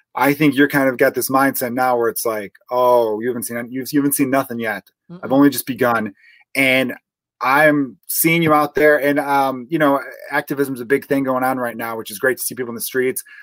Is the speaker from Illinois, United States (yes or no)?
yes; Chicago, Illinois, United States; growing up in Portage Park